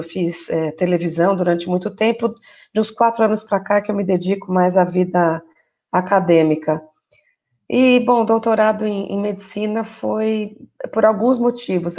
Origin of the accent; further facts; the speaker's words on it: São Paulo, Brazil; also born or lived in São Caetano do Sul; sou aqui de São Paulo, na verdade eu falo aqui de São Caetano do Sul